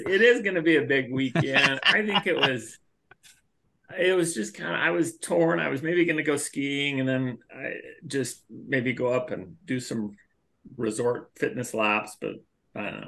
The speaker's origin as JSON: {"language": "English", "town": "Millcreek", "region": "Utah", "country": "United States", "tie": "born or raised there", "also_born_or_lived": "Lafayette, California", "said": "moved here pretty quick after I was born, and just raised here in East Mill Creek"}